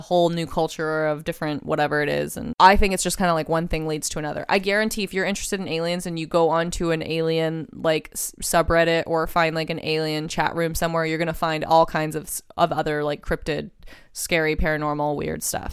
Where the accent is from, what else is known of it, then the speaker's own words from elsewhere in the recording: Texas, United States; I grew up in Texas, and we had this woods across the street from our house